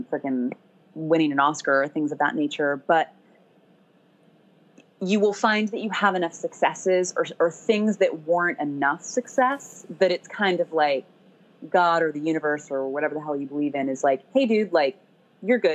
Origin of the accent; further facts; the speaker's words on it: Sacramento, California, United States; also born or lived in Eureka, California / Davis, California / Berkeley, California / Boston; I was born and raised in Northern California. Born in Eureka, which is like tiny. It's like way, way north